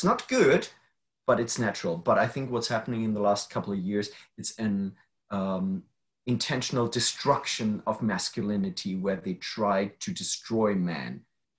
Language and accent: English; Germany; I'm from Germany. Germany is a very safe country and I grew up safe